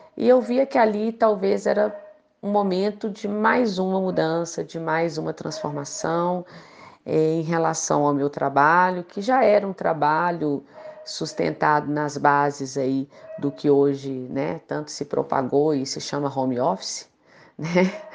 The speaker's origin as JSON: {"language": "Portuguese", "town": "Belo Horizonte", "region": "Minas Gerais", "country": "Brazil", "said": "eu sou daqui de Belo Horizonte, Minas Gerais"}